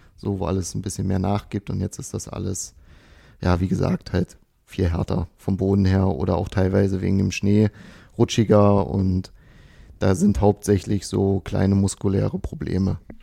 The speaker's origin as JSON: {"language": "German", "town": "Dessau", "region": "Saxony-Anhalt", "country": "Germany", "moved": "yes", "said": "Ich komme ja nicht aus Potsdam oder aus Berlin, ich bin ja aus Dessau, also Sachsen-Anhalt"}